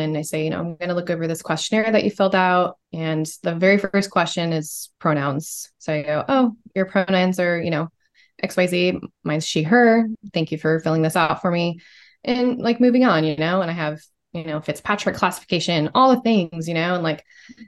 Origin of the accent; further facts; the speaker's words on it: Portland, Oregon, United States; also born or lived in San Francisco; now in Portland, United States; I grew up in Portland, but I was homeschooled in Portland. So I had a pretty sheltered, like young childhood in Portland. And then my parents moved us out to Eastern Oregon